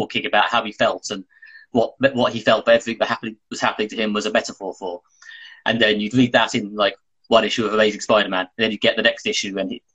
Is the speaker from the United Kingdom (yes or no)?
yes; United Kingdom; the British guy